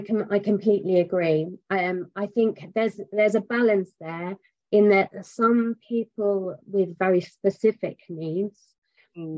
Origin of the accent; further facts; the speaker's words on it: England, United Kingdom; I'm English.